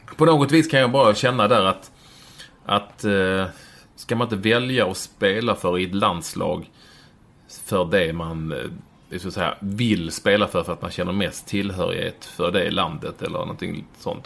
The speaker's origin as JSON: {"language": "Swedish", "town": "Malmö", "region": "Skåne", "country": "Sweden", "tie": "born or raised there", "moved": "yes", "lives_now": "Bromma, Sweden", "said": "jag växte upp på, Lindängen eller Vårsången i Malmö"}